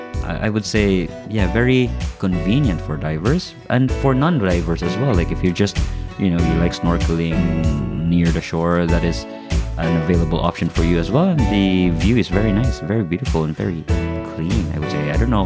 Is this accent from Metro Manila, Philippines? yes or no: no; Cebu, Central Visayas, Philippines; moved away; I'm very biased towards Cebu, right? Because that's my hometown.